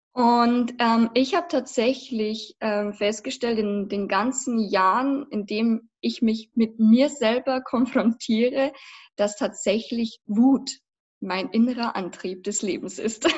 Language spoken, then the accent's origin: German; Passau, Bavaria, Germany; also born or lived in Berlin; ich komme aus Passau. Das liegt in Niederbayern